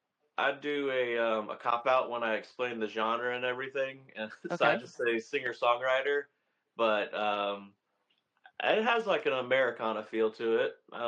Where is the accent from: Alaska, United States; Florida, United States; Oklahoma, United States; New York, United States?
Florida, United States; Orlando; now in Fort Pierce, United States; I was born and raised in Orlando. Been down here in South Florida area for about 13 years now.